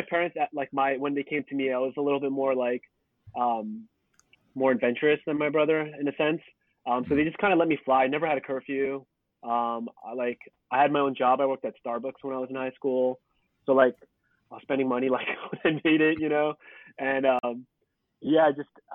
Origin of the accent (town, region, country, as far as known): Cupertino, California, United States; born or raised there; also born or lived in Suwon, South Korea / San Jose, California